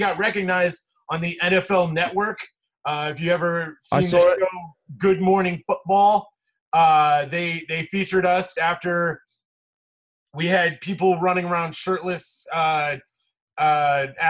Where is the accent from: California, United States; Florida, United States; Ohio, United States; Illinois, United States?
Ohio, United States; Chagrin Falls; also born or lived in Cleveland Heights, Ohio; now in Chicago, United States; I grew up on the east side of Cleveland in a place called Chagrin Falls